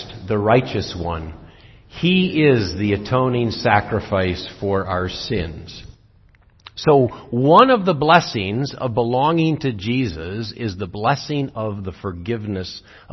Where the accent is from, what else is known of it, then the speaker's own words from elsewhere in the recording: Zeeland, Michigan, United States; When I grew up in Zeeland, everyone went to church every Sunday